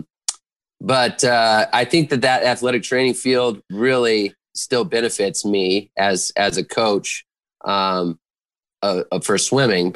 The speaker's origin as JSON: {"language": "English", "town": "Loveland", "region": "Colorado", "country": "United States", "tie": "born or raised there", "also_born_or_lived": "Western Illinois University, Illinois", "moved": "as an adult", "lives_now": "Fairbanks, United States", "said": "I grew up in Loveland, Colorado"}